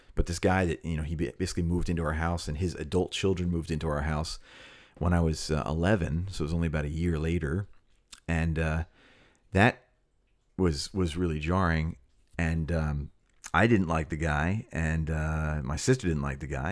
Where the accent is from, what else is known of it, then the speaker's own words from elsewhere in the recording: Cherry Hill, New Jersey, United States; I grew up in the Philly area, uh, Philadelphia, ten, like ten minutes out in Cherry Hill